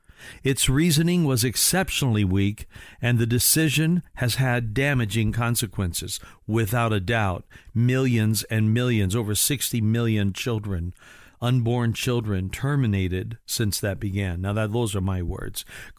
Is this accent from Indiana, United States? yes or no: yes; Indiana, United States; I am operating from Indiana, my home state